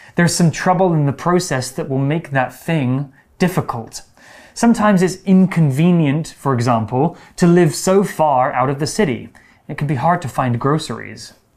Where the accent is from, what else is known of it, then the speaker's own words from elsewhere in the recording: United Kingdom; my hometown actually in the UK is a very old place